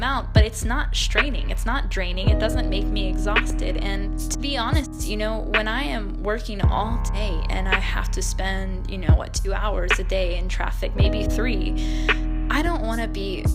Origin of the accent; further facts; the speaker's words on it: Texas, United States; I'm from Texas, and not to hate on Texas, but I am surrounded by a lot of people who are, how do I say, not everyone is as open-minded.